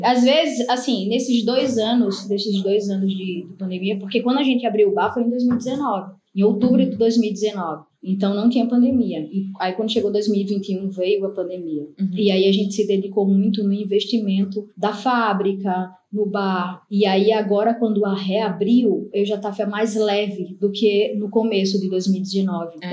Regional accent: Maceió, Alagoas, Brazil; also born or lived in Cubatão, São Paulo; eu nasci em Cubatão, né, São Paulo, mas só nasci. E uhum. aí vim morar em Maceió, sou de Maceió

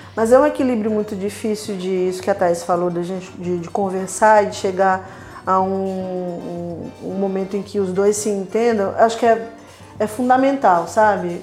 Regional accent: Rio de Janeiro, Brazil; eu venho da periferia e lá, lá na minha comunidade, lá na minha, na minha terra natal, Fumacê

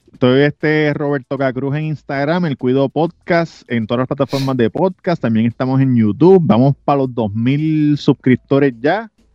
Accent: Puerto Rico; yo soy puertorriqueño

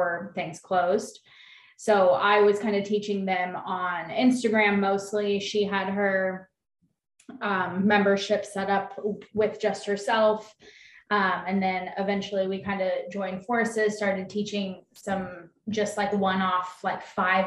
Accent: Kansas, United States; moved away as an adult; also born or lived in Phoenix; I'm living in Kansas now. This is my home state, not my hometown

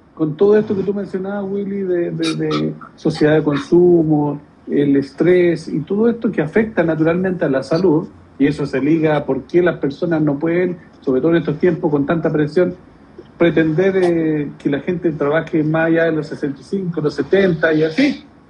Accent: Santiago, Santiago Metropolitan Region, Chile; El barrio Estación Central, que fue donde yo paseaba cuando niño, yo vivía en la Villa Portales

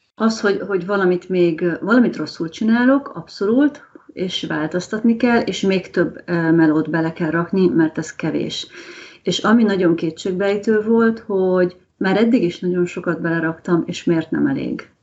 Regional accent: Hungary

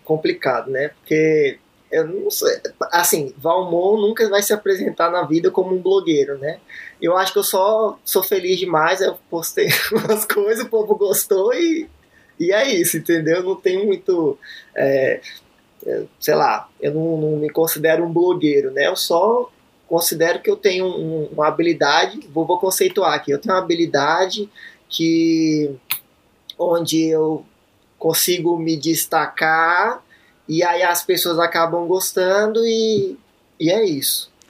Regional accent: Planaltina, Federal District, Brazil; also born or lived in Brasília; morei em Planaltina até os meus 17 anos, então eu nasci em Brasília, mas só nasci mesmo, né? Nasci e viajei para Planaltina. Planaltina DF.

